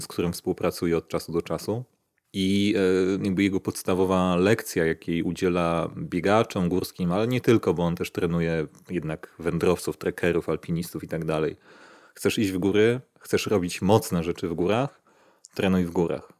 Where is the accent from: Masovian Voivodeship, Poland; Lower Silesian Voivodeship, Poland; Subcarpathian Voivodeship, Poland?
Masovian Voivodeship, Poland; Warsaw; moved away as an adult; now in Czorsztyn, Poland; ja też jestem z Warszawy i spędziłem tam większość życia